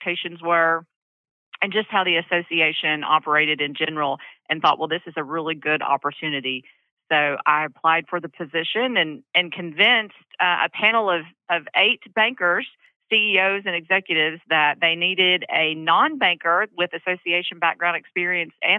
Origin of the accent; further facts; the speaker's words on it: Central Arkansas, United States; I'm from Central Arkansas. I've lived here all my life